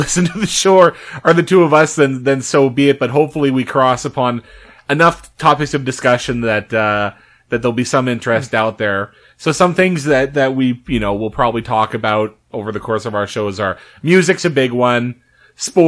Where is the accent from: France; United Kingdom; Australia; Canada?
Canada; Winnipeg, Manitoba; We grew up in St. Vitel